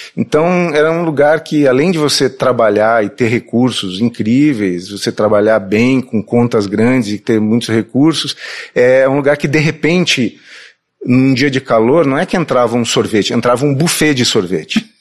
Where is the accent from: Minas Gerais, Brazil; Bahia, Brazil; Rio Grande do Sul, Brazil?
Rio Grande do Sul, Brazil; Porto Alegre; accent: gaúcho; moved away as an adult; also born or lived in Belém, Pará; now in São Paulo, Brazil; eu, apesar de eu ser bem gaúcho, colorado, é, ser, ser muito, ter esse sotaque e ser considerado gaúcho, eu sou paraense